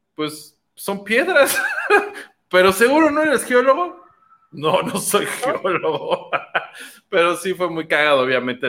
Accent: Mexico City, Mexico; yo nací en Iztapalapa

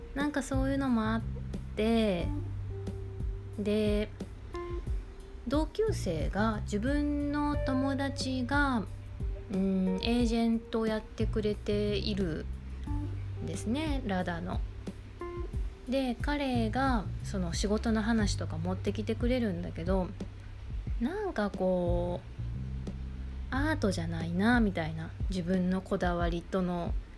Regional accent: Kansai, Japan; accent: Kansai dialect; 私も関西弁やから

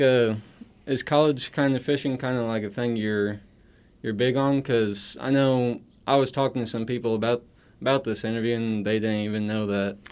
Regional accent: Centralia, Missouri, United States; I'm from Centralia, Missouri

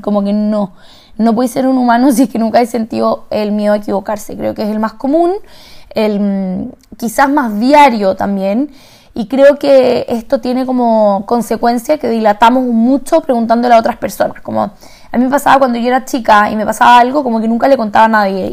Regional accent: Santiago, Santiago Metropolitan Region, Chile; moved away; yo vengo de Santiago, de Chile

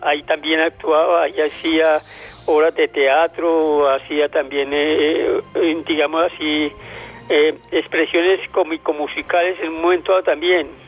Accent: Antioquia, Colombia; also born or lived in Villarrica, Tolima; Yo nací en Villarrica, pero prácticamente criado en el departamento de Antioquia

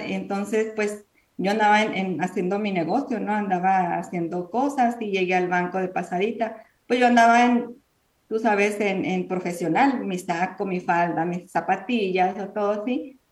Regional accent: Mexico; now in United States; Nosotros somos mexicanas.

